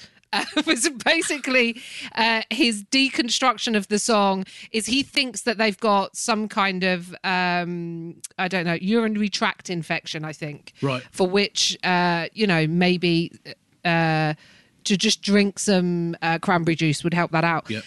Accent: United Kingdom; as a British person

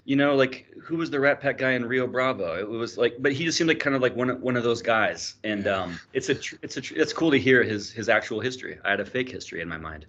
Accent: Bakersfield, California, United States; I'm from Bakersfield

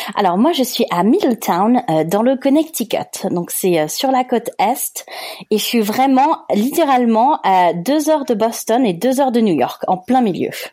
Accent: France; accent: French; moved away as an adult; mon petit accent français

